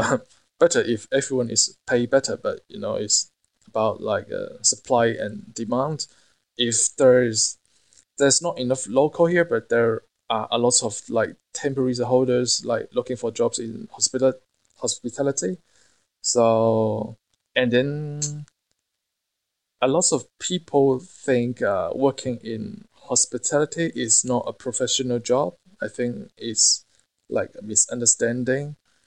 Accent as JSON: {"language": "English", "country": "Hong Kong", "said": "I can find a job easily in Hong Kong, as you know, I'm from Hong Kong, and I have friends there opening new restaurants"}